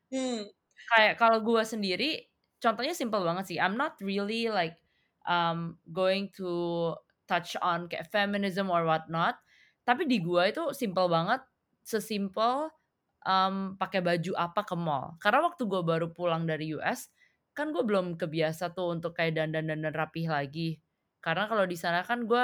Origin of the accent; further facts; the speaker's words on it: Indonesia; dari both dari orang Amerikanya sendiri dan dari orang-orang kayak seumuran gue orang Indo yang kesana